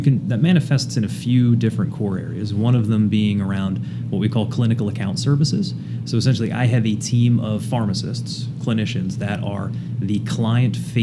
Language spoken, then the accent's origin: English; Cherry Hill, New Jersey, United States; also born or lived in Rhode Island; now in New England, United States; I actually grew up in southern New Jersey, about 5 minutes outside of Philly, but on the Jersey side.